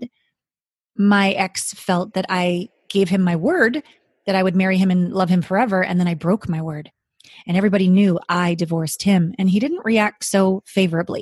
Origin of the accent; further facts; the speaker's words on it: Canada; moved away as an adult; also born or lived in Japan; I'm from Canada, small town Canadian girl